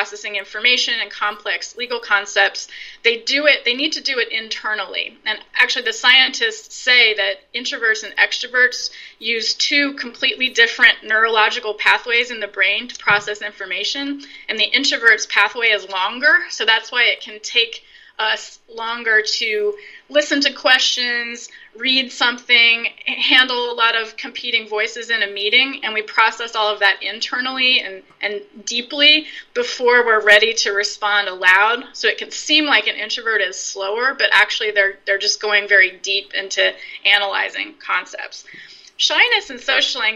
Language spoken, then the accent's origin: English; Virginia, United States; now in Brooklyn, New York, United States; I grew up in Virginia